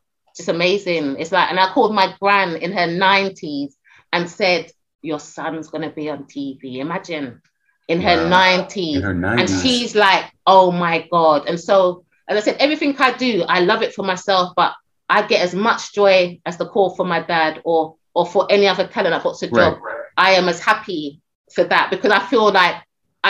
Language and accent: English; United Kingdom; also born or lived in Caribbean; I'm British and Caribbean.